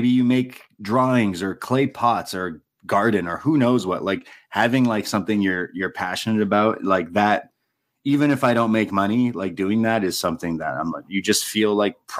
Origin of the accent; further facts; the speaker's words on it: Toronto, Ontario, Canada; I'm from Toronto